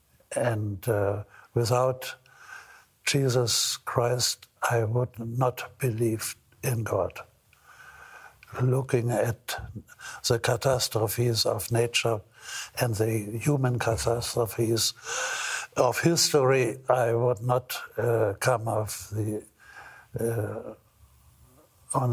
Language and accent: English; Hamburg, Germany; also born or lived in Scotland; my hometown, Hamburg